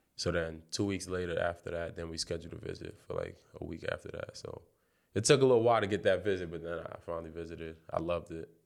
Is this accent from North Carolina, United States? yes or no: no; New York City, New York, United States; Brownsville, I'm from Brownsville.